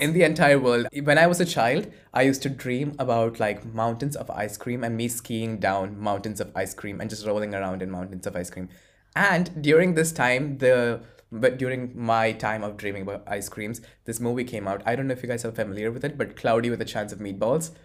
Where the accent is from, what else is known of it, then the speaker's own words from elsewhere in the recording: Bahrain; moved away as an adult; also born or lived in Kerala, India / Poland / Forlì, Italy; now in Italy; I grew up in Bahrain, but, uh, which is a small island near Saudi Arabia, but I originate from Kerala